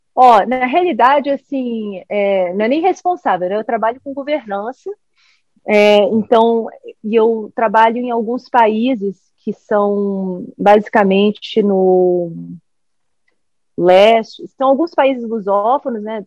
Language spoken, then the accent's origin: Portuguese; United States; also born or lived in Brazil; eu cresci aqui nos Estados Unidos